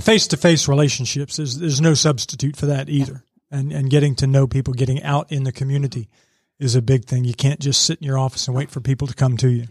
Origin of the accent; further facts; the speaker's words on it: suburbs of Washington, D.C., District of Columbia, United States; also born or lived in Rappahannock County, Virginia; now in Georgia, United States; I really grew up technically in the suburbs of D C